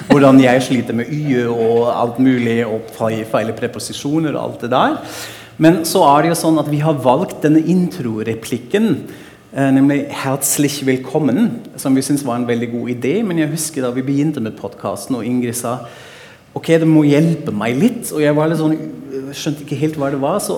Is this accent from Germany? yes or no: yes; Frankfurt, Hesse, Germany; now in Norway; Frankfurt er jo min hjemby, som jeg maser om i podkasten hele tida